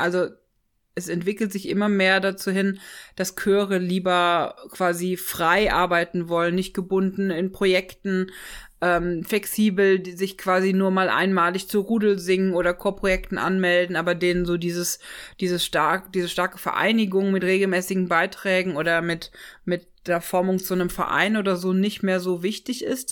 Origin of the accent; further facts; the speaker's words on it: Ochtendung, Rhineland-Palatinate, Germany; moved away; also born or lived in Freiburg; ich bin aufgewachsen in der Vordereifel, in einem kleinen Dorf. Ähm Ochtendung